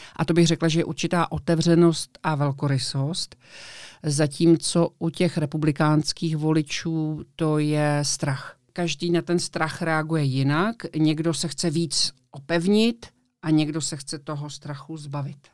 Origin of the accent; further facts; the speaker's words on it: Prague, Czechia; já jsem z Prahy